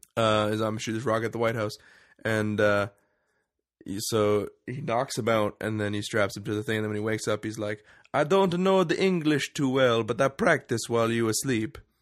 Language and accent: English; Canada; we're Canadian